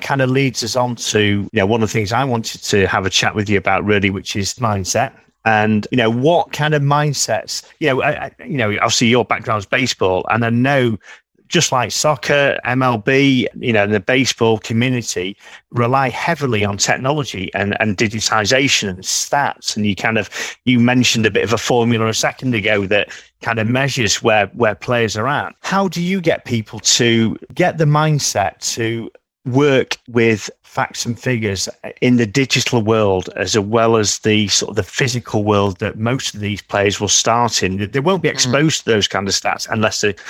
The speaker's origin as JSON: {"language": "English", "town": "Manchester", "region": "North West England", "country": "United Kingdom", "said": "I'm from Manchester in the UK"}